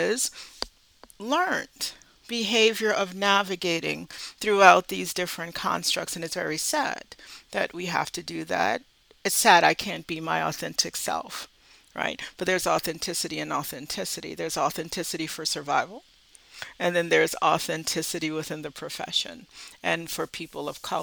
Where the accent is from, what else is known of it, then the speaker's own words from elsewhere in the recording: the South, United States; I'm from the South